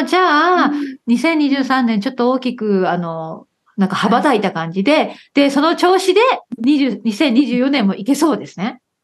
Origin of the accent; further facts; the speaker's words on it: Okayama, Japan; now in United Kingdom; 私は岡山出身だから